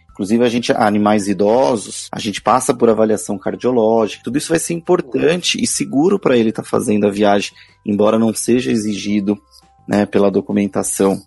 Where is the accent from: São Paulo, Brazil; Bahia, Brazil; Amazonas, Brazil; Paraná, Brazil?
São Paulo, Brazil; Guarulhos; eu sou de Guarulhos